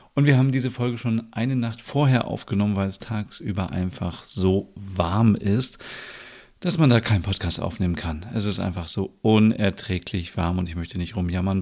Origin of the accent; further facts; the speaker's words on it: Bad Bramstedt, Schleswig-Holstein, Germany; also born or lived in Kaltenkirchen, Germany; ich bin ja in Schleswig-Holstein geboren. Also ich bin hier in Kaltenkirchen geboren, in der Nähe von Hamburg. Und ich bin in der Stadt Bad Bramstedt aufgewachsen.